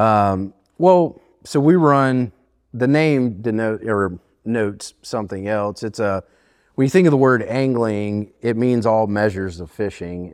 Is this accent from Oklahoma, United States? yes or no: no; Fairhope, Alabama, United States; moved away as an adult; also born or lived in Johnson City, Tennessee; now in Bristol, United States; I grew up in a small town in southern Alabama named Fairhope